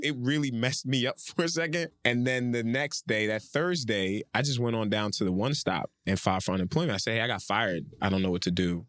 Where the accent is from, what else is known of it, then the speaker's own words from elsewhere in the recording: Nigeria; I'm Nigerian